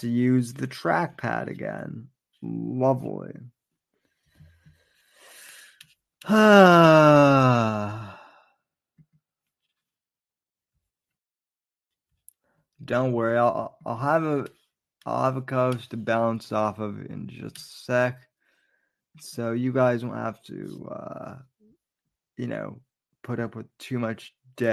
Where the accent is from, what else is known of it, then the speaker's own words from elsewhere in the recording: Florida, United States; I'm from Florida